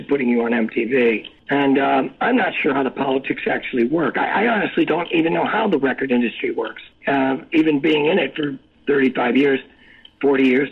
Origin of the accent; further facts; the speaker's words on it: New York City, New York, United States; I was from New York City